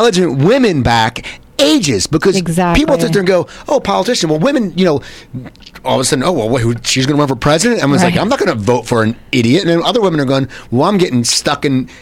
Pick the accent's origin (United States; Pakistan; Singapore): United States; Cherry Hill, New Jersey; moved away; I grew up in South Jersey, Cherry Hill, New Jersey, 10 minutes from Philadelphia